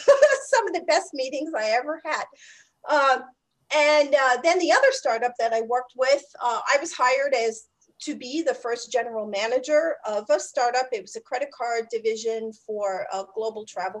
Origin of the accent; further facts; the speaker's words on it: New York City, New York, United States; I'm from New York City, so I worked on Wall Street for a while